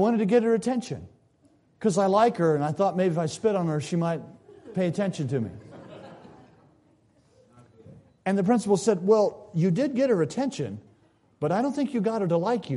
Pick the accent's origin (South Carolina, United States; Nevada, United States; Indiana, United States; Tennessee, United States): South Carolina, United States; When I was a boy growing up in South Carolina